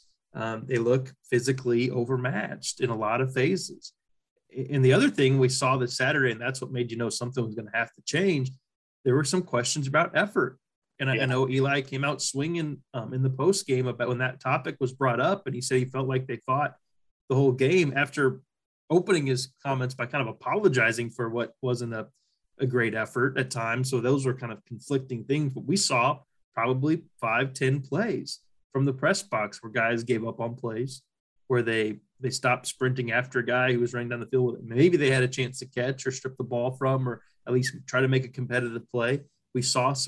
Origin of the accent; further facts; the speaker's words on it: Sedalia, Missouri, United States; growing up in Sedalia, Missouri